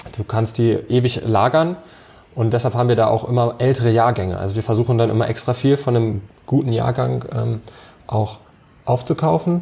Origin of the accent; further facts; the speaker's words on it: Germany; bei uns in Deutschland